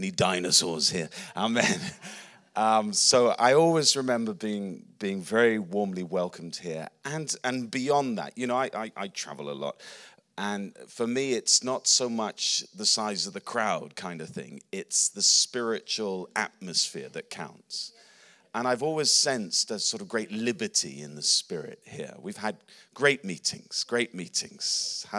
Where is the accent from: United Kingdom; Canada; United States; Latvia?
United Kingdom; England; also born or lived in Australia / New Zealand / Philippines; I'm an Englishman. My accent's a bit wonky, but I'm an Englishman.